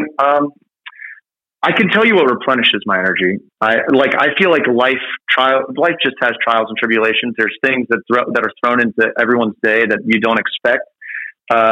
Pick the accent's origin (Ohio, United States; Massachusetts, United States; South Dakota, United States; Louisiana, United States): Ohio, United States; Cincinnati; moved away; I grew up in Cincinnati